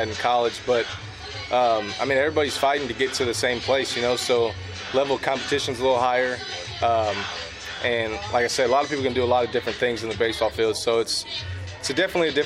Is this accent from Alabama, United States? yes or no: no; Texas, United States; I'm from Texas